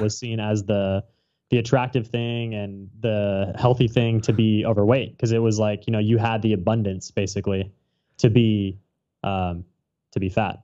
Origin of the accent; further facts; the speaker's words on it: Orange County, Southern California, United States; moved away as an adult; now in Hawaii, United States; I'm from Southern California, Orange County, to be specific